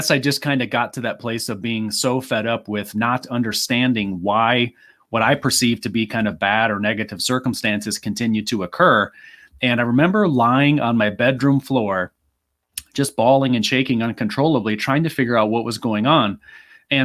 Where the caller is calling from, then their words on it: Phoenix, Arizona, United States; Well, this is because where I live in Phoenix, Arizona, we don't change time zones.